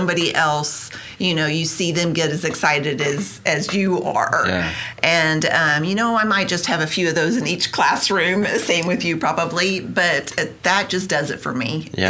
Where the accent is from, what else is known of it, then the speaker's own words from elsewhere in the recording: Tulsa, Oklahoma, United States; And I grew up in Tulsa, went to OU, majored in history, then went on to law school.